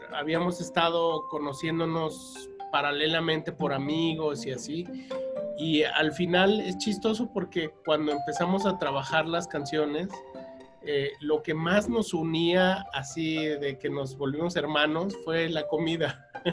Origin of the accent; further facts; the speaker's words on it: Mexico; como buen mexicano comedor de tortillas